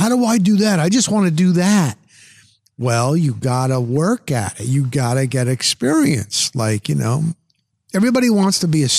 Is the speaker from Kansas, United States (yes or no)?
no; Pasco County, Florida, United States; I'm across the pond. I'm a kid from Pasco County, Florida.